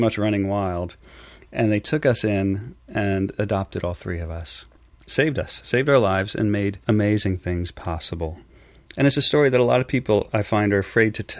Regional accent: Long Island, New York, United States; also born or lived in San Diego, California / Westchester County, New York; by the time I was six, I was here in New York, in Long Island, of all places, where I spent most of my life

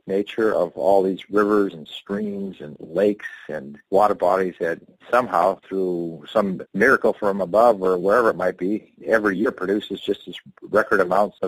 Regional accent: Dillingham, Alaska, United States; I'm born and raised in Bristol Bay. I was born in the town that I live in called Dillingham, Alaska

